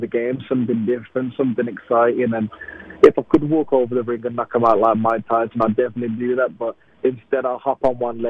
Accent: Wolverhampton, West Midlands, United Kingdom; Yeah, I'm a Wolves fan. It's my hometown.

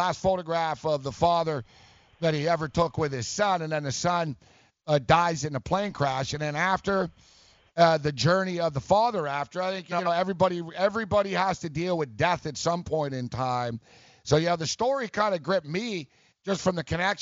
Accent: Montreal, Quebec, Canada; moved away; I'm from Montreal, and I went to school

